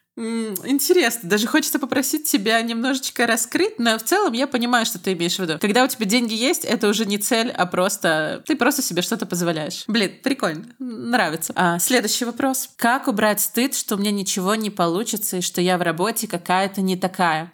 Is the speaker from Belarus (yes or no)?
yes; Belarus; Я из Беларуси